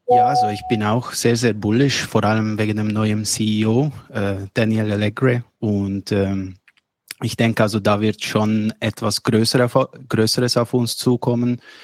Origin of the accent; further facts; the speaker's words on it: Switzerland; ich komme aus der Schweiz